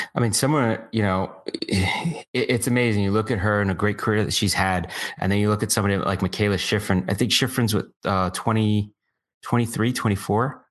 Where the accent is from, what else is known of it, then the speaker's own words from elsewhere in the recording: United States; I felt so proud as an American